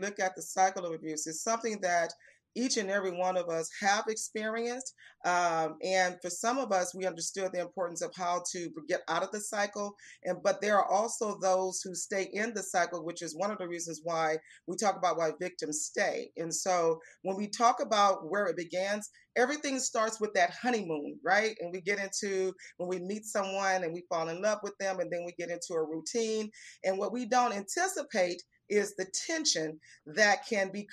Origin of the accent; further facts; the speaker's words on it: Houston, Texas, United States; also born or lived in San Antonio, Texas; I was actually born in San Antonio, Texas. And as a youngster, my parents moved here to Houston, and so I grew up in Houston, Texas.